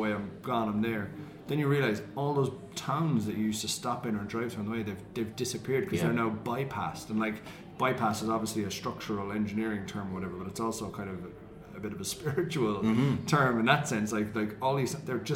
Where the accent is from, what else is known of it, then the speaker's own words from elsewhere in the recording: Cork, Munster, Ireland; accent: Cork; moved away as an adult; Cork, where I'm from.